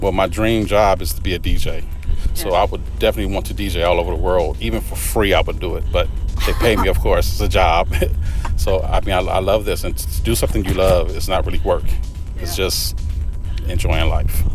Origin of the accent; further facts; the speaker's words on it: Los Angeles, California, United States; growing up in South Central Los Angeles